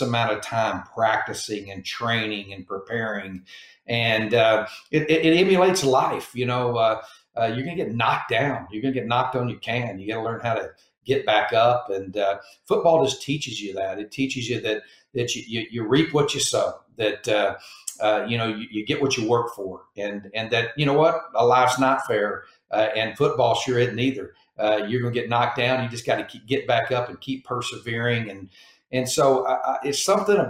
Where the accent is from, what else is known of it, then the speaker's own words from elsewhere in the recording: Mesquite, Texas, United States; moved away as an adult; now in Hawaii, United States; growing up in it was basically a suburb of Dallas, Texas, a place called Mesquite, Texas